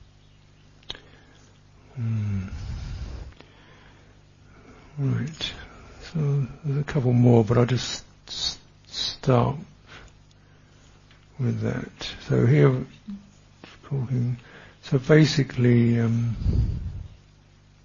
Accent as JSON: {"language": "English", "region": "England", "country": "United Kingdom", "said": "I am English"}